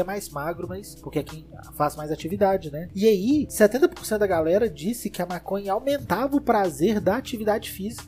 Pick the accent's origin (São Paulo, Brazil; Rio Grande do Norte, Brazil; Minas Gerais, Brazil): Minas Gerais, Brazil; Belo Horizonte; nós somos de BH